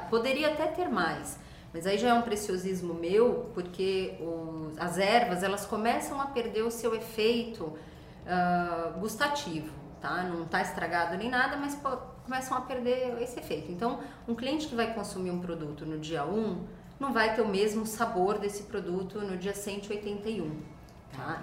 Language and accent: Portuguese; Brazil; moved away as an adult; eu morei muito tempo fora do Brasil e vi muitas ideias lá. Quando eu voltei para o Brasil